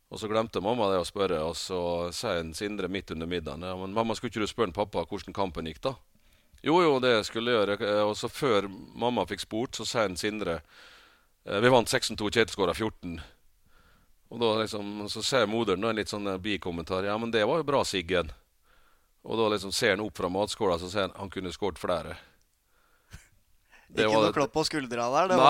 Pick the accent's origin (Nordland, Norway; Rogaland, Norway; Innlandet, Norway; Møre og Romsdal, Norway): Møre og Romsdal, Norway; Rekdalen; det var eh, veldig eh, samhold i den bygda der. Det var sånn at når hvis det var basar, så var alle der. Var det 17. mai, så var hele bygda Altså hele bygda var til stede.